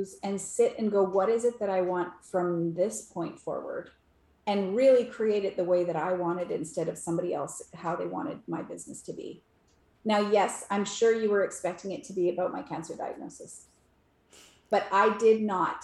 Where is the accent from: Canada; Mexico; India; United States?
Canada; I'm Canadian.